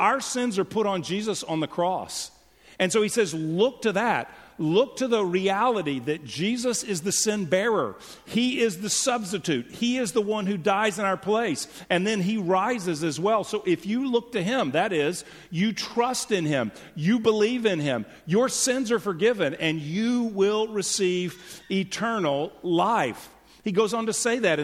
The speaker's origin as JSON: {"language": "English", "town": "Houston", "region": "Texas", "country": "United States", "tie": "born or raised there", "also_born_or_lived": "California", "moved": "as an adult", "lives_now": "Frisco, United States", "said": "I grew up in Houston, then lived a couple decades in California, and moved back"}